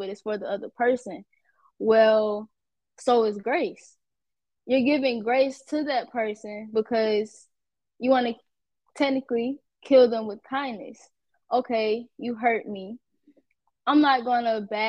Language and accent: English; Atlanta, Georgia, United States; I'm from Atlanta